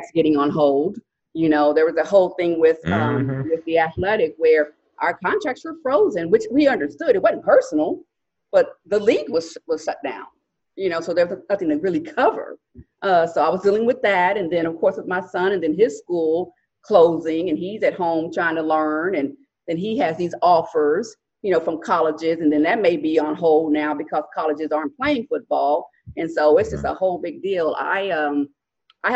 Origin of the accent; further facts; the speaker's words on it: Dallas, Texas, United States; I was born and raised in Dallas, in the Metroplex, the DFW